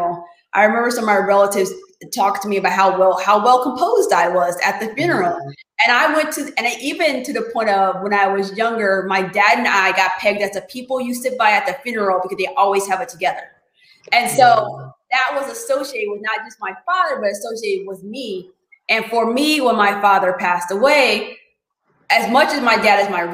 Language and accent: English; United States; I was born in America